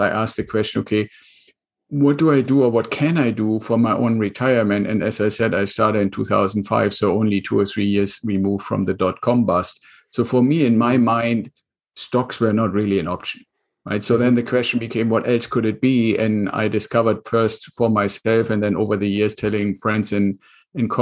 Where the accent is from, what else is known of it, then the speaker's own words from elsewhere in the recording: Germany; English is a second language; moved away as an adult; now in United States; my accent, and I'm originally from Germany. So I came to the United States with the Air Force.